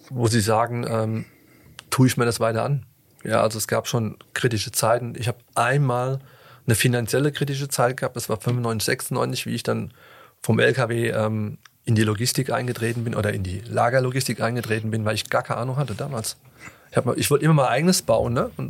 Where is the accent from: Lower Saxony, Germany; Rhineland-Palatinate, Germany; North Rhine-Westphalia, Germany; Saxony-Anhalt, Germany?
Rhineland-Palatinate, Germany; Aber irgendwie habe ich mich wieder rausgeputtelt, gebuttelt, so sagt man bei uns